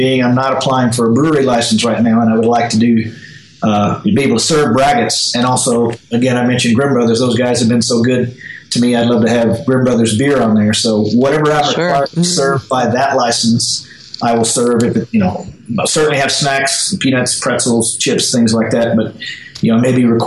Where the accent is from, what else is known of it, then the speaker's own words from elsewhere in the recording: Alabama, United States; now in Colorado, United States; Growing up in Alabama